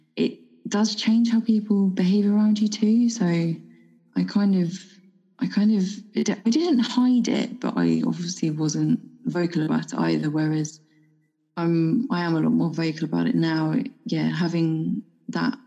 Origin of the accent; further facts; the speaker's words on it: United Kingdom; moved away; being a Brit who doesn't drink alcohol, especially living in a foreign country.